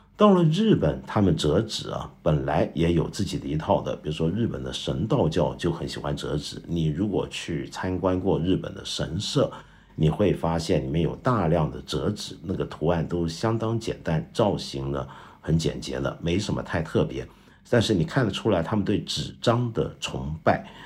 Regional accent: China; 我们中国人爱喝热饮

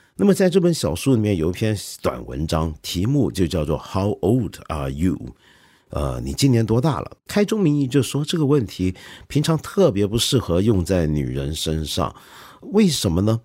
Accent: China; 你比如说我们中国人熟悉的张爱玲

